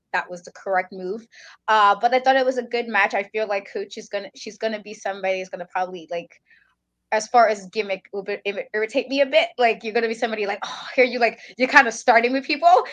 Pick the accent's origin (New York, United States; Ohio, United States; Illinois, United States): New York, United States; New York City; New Yorker